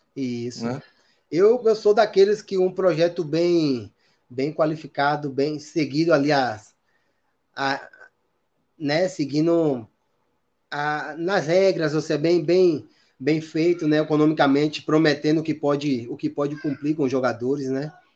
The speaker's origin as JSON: {"language": "Portuguese", "country": "Brazil", "moved": "as an adult"}